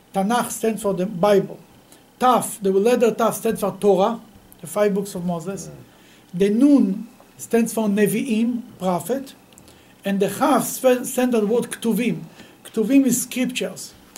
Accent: Bnei Brak, Tel Aviv District, Israel; I grew up in Bnei Brak.

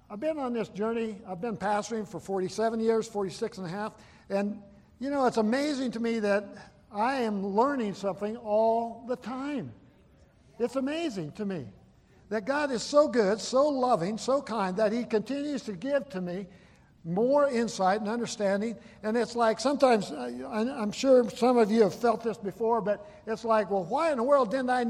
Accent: Buffalo, Wyoming, United States; I grew up in Wyoming, grew up in Buffalo, and grew up on a ranch there

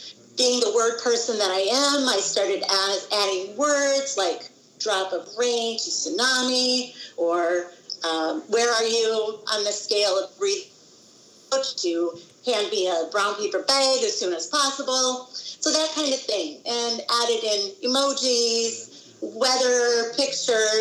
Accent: Wisconsin, United States; moved away as an adult; I grew up in Wisconsin in the United States.

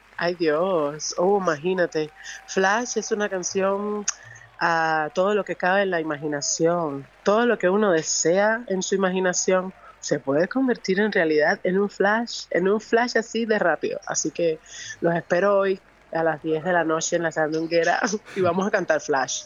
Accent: Havana, Cuba; also born or lived in Vedado; Soy de La Habana

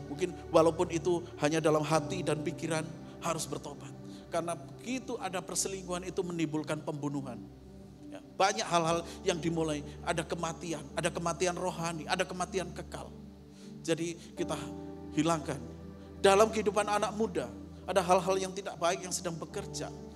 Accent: East Java, Indonesia; daerah saya, di Jawa Timur

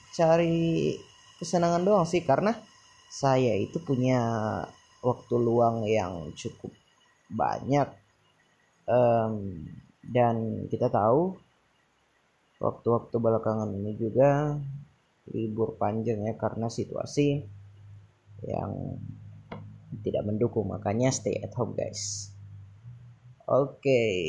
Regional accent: Tana Toraja, South Sulawesi, Indonesia; Sulawesi Selatan Indonesia bagian tengah ya kami orang Indonesia bagian tengah ya jadi terkenal kasar saya orang Tanah Toraja.

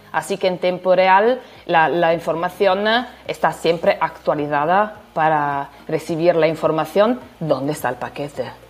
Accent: Italy; Spanish is a second language; now in Turin, Italy; soy italiana

